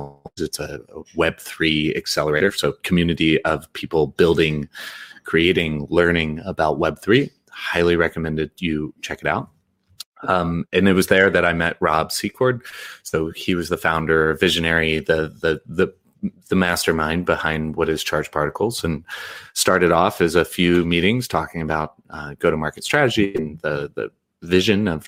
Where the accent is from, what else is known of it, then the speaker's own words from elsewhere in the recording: Indiana, United States; moved away as an adult; I'm American. I'm from Indiana, but I spent 9 of the past 11 years outside of the U.S.